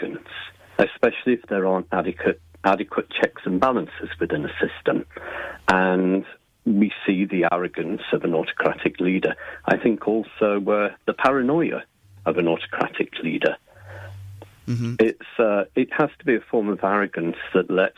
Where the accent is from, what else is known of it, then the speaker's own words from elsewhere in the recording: England, United Kingdom; I'm originally from England